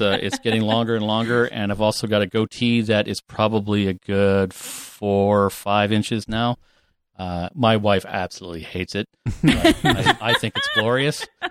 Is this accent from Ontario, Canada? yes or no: yes; Northern Ontario, Canada; I grew up there in Northern Ontario